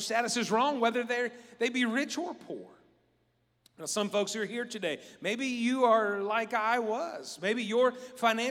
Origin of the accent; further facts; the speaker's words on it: West Virginia, United States; I'm from West Virginia.